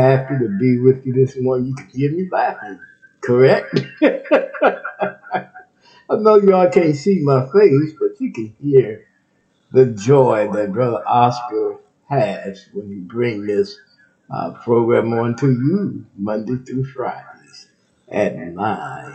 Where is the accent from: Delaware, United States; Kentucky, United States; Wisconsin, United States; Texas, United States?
Texas, United States; Texas, my home state